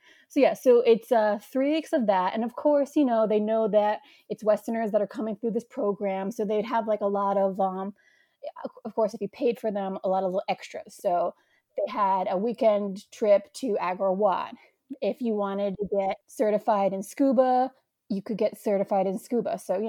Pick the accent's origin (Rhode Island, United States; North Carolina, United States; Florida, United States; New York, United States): New York, United States; accent: New York; It totally crippled away at my New York accent.